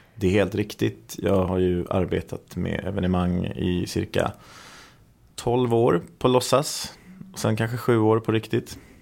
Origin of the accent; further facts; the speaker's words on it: Sweden; vi är svenskar